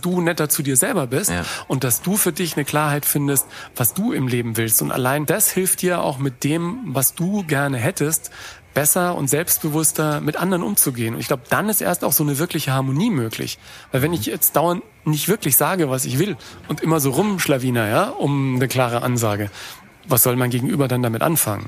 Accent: Germany; meine Erlebnisse als Deutscher, der nach New York kommt

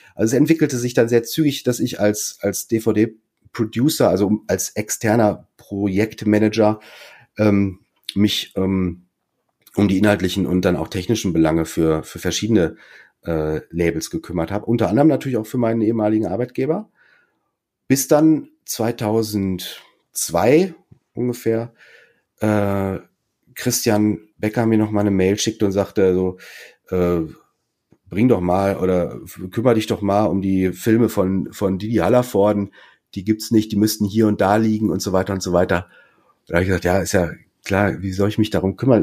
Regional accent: Münster, North Rhine-Westphalia, Germany; moved away as an adult; also born or lived in Munich; ich bin zwar kein gebürtiger Westfale, aber bin halt hier in Münster aufgewachsen

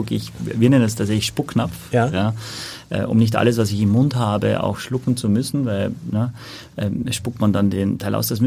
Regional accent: Austria; now in Hamburg, Germany; Ich komme aus Österreich, bin aber schon seit über 20 Jahren in Hamburg.

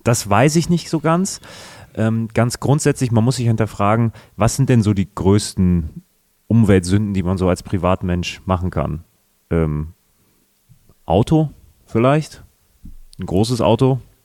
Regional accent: Münster, North Rhine-Westphalia, Germany; moved away; meiner Heimatstadt Münster

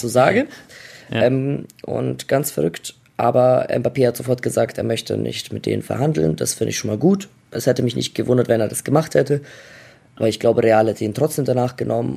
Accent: Germany; also born or lived in Croatia; ich bin Deutscher

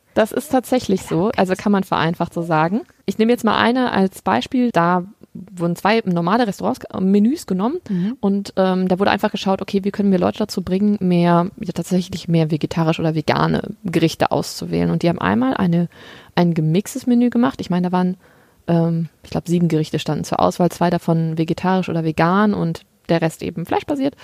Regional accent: Germany; bei uns in Deutschland

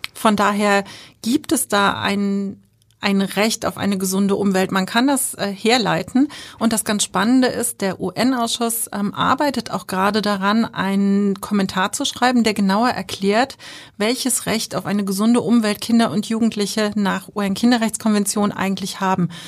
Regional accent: Germany; bei uns in Deutschland

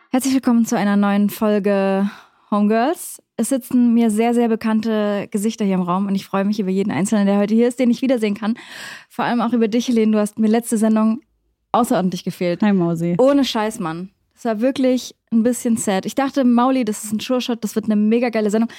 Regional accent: Leipzig, Saxony, Germany; Wir kommen aus Leipzig

